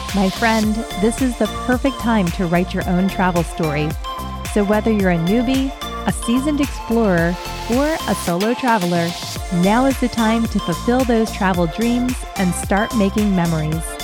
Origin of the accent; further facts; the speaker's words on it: Philadelphia, Pennsylvania, United States; growing up on Philadelphia's public transportation